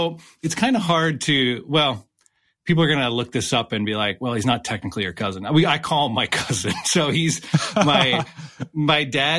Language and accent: English; right outside of Scranton, Pennsylvania, United States; also born or lived in Cincinnati; I grew up right outside of Scranton.